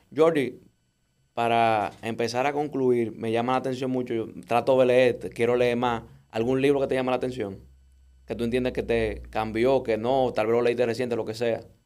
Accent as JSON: {"language": "Spanish", "country": "Dominican Republic", "said": "nosotros como buenos dominicanos"}